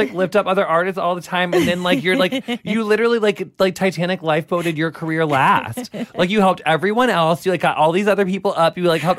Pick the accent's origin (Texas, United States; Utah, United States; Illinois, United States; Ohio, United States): Illinois, United States; Quincy; rural Illinois, like, I'm from, like, 5 hours southwest of Chicago, but my whole family's still in my hometown called Quincy.